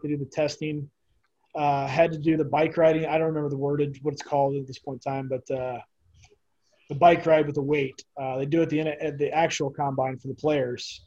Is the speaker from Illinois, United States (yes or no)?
yes; Pekin, Illinois, United States; moved away as an adult; I grew up in Illinois. Uh, just played minor, just minor hockey around. Uh, it's called Pekin, Illinois, small town outside of Peoria